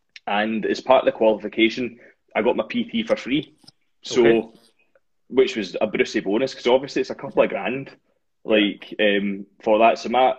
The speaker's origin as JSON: {"language": "English", "town": "Dunoon", "region": "Scotland", "country": "United Kingdom", "said": "I'm from a kind of small town called Dunoon"}